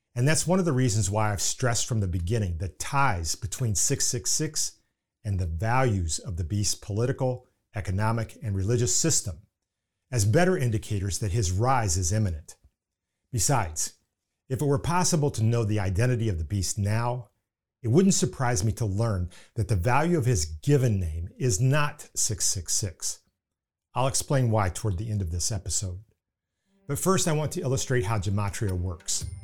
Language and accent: English; Indiana, United States; accent: Indiana; pardon my Indiana accent